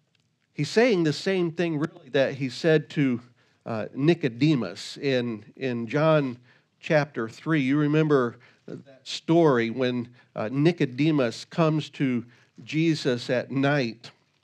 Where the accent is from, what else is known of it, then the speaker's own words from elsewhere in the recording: Virginia, United States; When I was a kid, we grew up in Virginia, and we had an amusement park there called King's Dominion.